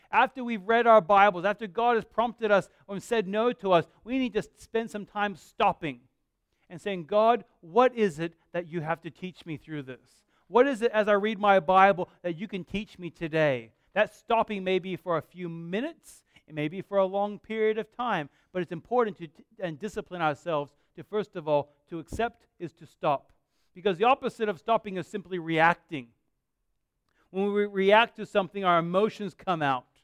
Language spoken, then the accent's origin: English; Perth, Western Australia, Australia; now in Bunbury, Australia; I, I, love living here. I grew up living in Perth